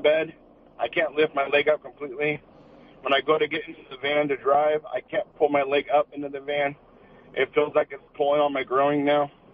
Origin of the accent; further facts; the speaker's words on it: Huntington Beach, California, United States; I grew up in Huntington Beach my uh, my whole life practically